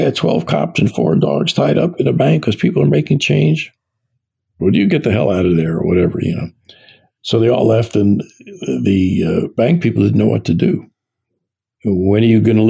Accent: New York City, New York, United States; I was born in New York City, was raised in New York City and its suburbs

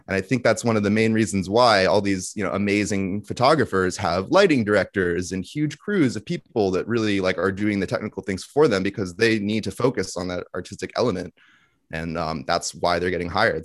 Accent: Thousand Oaks, California, United States; I grew up in the suburbs of L A, a town called Thousand

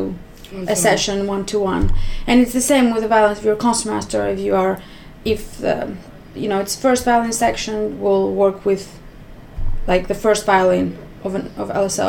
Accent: Greece; moved away as an adult; now in London, United Kingdom; I'm also from Greece

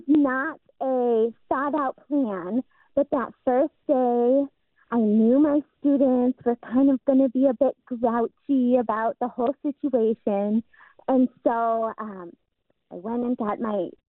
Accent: Michigan, United States; we're from Michigan

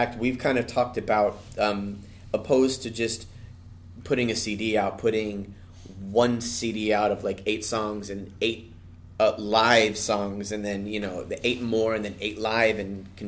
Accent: Anaheim, California, United States; it's in Anaheim, it's my hometown, it's within walking distance

